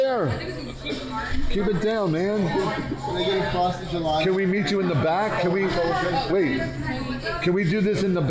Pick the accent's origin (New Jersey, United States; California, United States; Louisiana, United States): New Jersey, United States; Born and bred in Jersey.